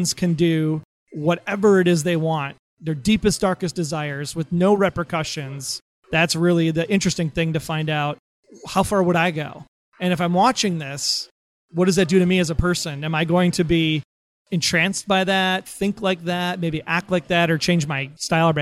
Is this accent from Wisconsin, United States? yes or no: yes; Wisconsin, United States; we're from Wisconsin